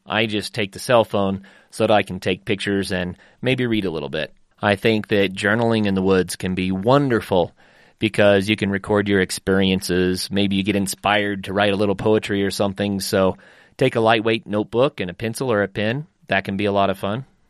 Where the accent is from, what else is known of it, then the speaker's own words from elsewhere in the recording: northeastern Oklahoma, United States; growing up in Oklahoma